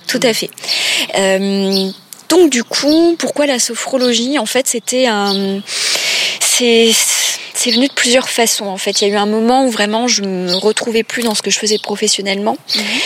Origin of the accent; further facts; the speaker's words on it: Grand Est, France; moved away as an adult; also born or lived in Paris region; now in Nancy, France; je suis revenue dans ma région natale. et puis, j'ai trouvé un poste à Nancy